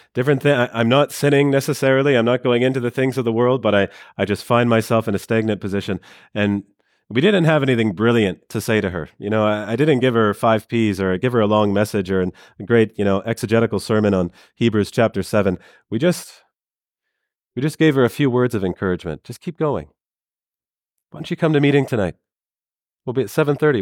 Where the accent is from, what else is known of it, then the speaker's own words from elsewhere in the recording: Canada; I'm from Canada